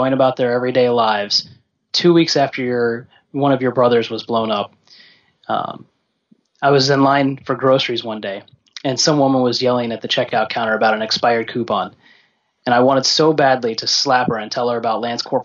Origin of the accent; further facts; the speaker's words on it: Orlando, Florida, United States; from Orlando, Florida